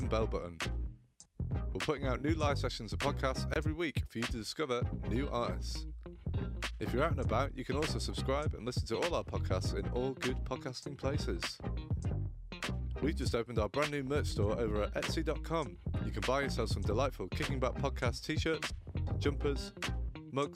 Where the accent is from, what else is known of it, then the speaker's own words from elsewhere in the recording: Manchester, North West England, United Kingdom; also born or lived in Bury; I'm from Manchester, you know, was born in Bury